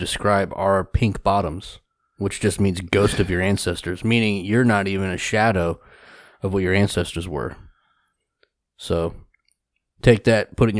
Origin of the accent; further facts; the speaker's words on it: United States; we're American.